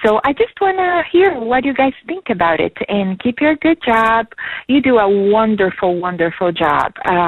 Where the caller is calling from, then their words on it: Chicago, Illinois, United States; I'm calling from Chicago